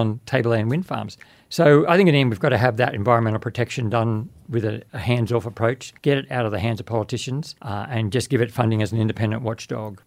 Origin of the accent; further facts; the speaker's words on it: Babinda, Queensland, Australia; also born or lived in Innisfail / Townsville; I was born in Babinda and went to the various schools, finishing at Innisfail High